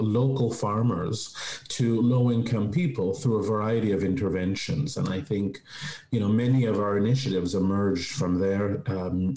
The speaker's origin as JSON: {"language": "English", "town": "Toronto", "region": "Ontario", "country": "Canada", "tie": "born or raised there", "also_born_or_lived": "Vancouver", "said": "made my way back to Toronto after some time in Vancouver"}